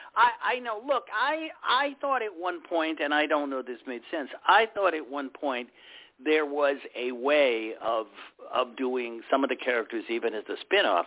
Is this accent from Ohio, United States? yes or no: yes; Cleveland, Ohio, United States; my hometown of Cleveland